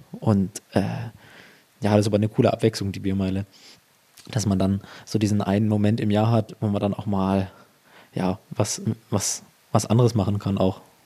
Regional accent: Ansbach area, Bavaria, Germany; weil ich auch gar nicht aus Erlangen stamme. Also ich komme aus der Ansbacher Gegend

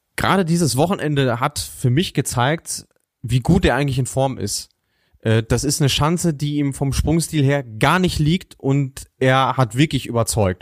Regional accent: Germany; als Deutscher

